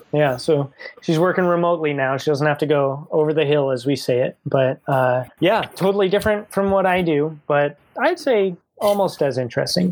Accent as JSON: {"language": "English", "region": "New Jersey", "country": "United States", "tie": "born or raised there", "said": "the town that I grew up in in New Jersey"}